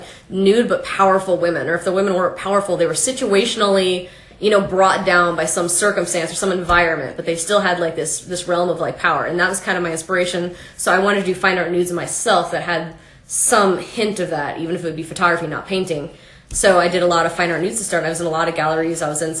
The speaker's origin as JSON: {"language": "English", "area": "St. Petersburg, or in Pasco", "region": "Florida", "country": "United States", "tie": "born or raised there", "said": "I grew up in Florida, St. Petersburg, or in Pasco, really, in that area."}